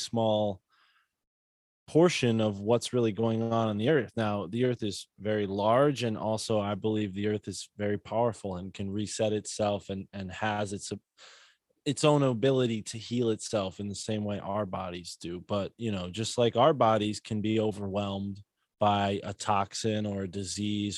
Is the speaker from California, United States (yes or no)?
no; Connecticut, United States; I'm from Connecticut